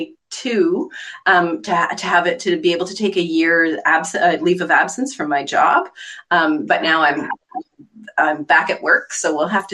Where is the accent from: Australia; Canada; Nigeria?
Canada; Eastern Townships of Quebec; moved away; I'm actually from the Eastern Townships of Quebec, which is where Louise Penny is from